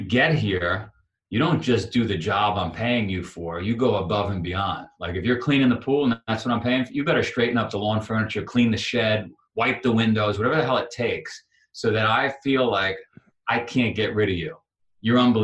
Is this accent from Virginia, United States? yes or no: no; New York City, New York, United States; I grew up in Queens, New York